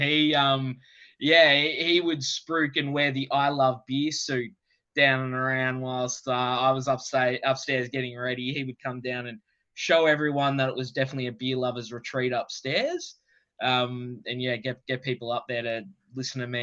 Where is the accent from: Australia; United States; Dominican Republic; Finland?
Australia; also born or lived in London, United Kingdom; being an Aussie